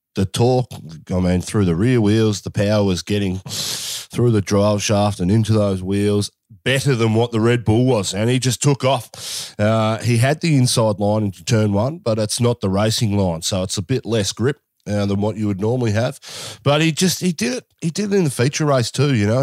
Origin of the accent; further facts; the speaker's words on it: Australia; as an Aussie